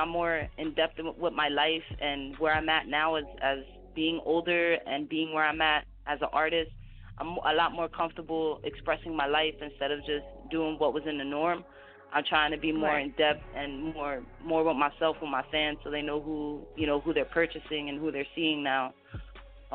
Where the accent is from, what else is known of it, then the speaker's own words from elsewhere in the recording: New Jersey, United States; my home state